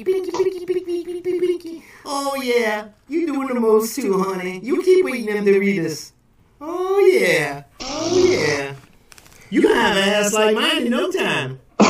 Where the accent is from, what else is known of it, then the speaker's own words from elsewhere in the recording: Georgia, United States; Because I'm from Georgia, and I know you can get two teas out of one bag.